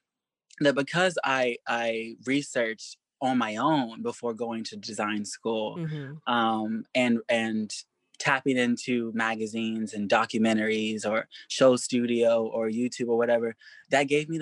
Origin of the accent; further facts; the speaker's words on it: Kentucky, United States; growing up in Kentucky